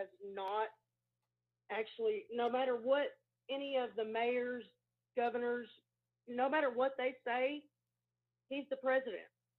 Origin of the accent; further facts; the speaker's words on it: Dennis, Texas, United States; now in Capitan, United States; I'm actually from Dennis, Texas.